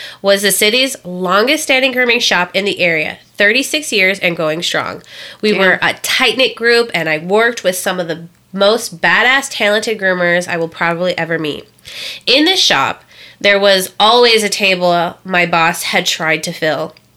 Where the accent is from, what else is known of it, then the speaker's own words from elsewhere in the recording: Indiana, United States; I'm from Indiana.